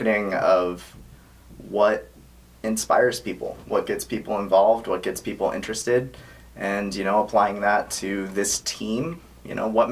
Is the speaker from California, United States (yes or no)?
yes; Sacramento, California, United States; I'm born and raised in Sacramento. Lived in Sacramento my whole life.